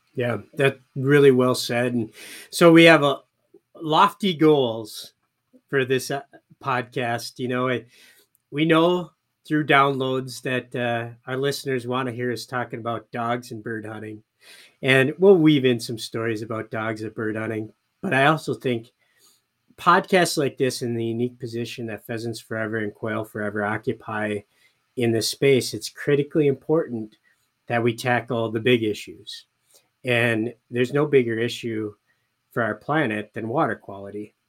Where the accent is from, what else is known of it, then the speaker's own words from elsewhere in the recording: Michigan, United States; my home state of Michigan